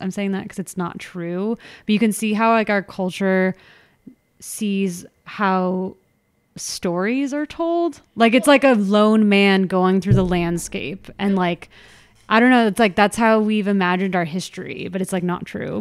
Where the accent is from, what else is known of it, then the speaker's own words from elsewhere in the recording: Orange County, California, United States; We grew up in Orange County.